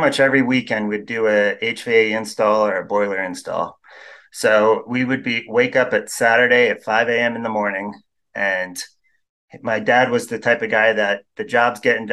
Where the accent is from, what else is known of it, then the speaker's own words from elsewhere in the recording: New York, United States; moved away as an adult; also born or lived in Denver; now in Utah, United States; growing up in New York